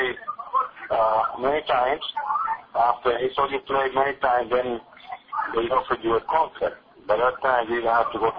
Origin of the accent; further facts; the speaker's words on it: Arecibo, Puerto Rico; moved away as an adult; my hometown team, Arecibo.